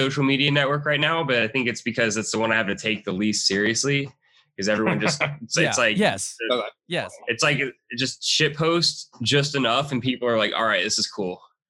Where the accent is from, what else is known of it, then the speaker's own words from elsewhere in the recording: Athens, Georgia, United States; also born or lived in New Jersey; I play bass in … I'm born and raised in Athens, Georgia. And now we're in Athens again. So it's my fault all these dudes are down here. Lived in Jersey for a few.